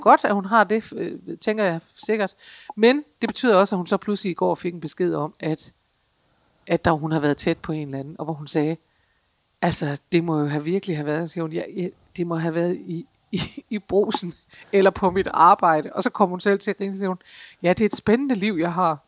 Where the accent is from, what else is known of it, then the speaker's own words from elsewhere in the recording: Denmark; særligt som danskere